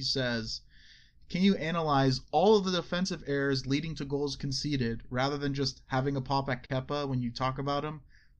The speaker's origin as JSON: {"language": "English", "country": "United States", "said": "I'm American."}